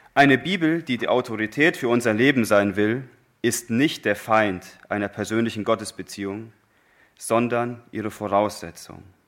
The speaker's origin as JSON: {"language": "German", "country": "Germany", "said": "wir Deutsche"}